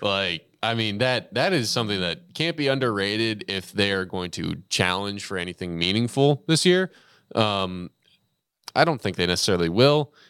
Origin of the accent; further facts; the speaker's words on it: Texas, United States; growing up in Texas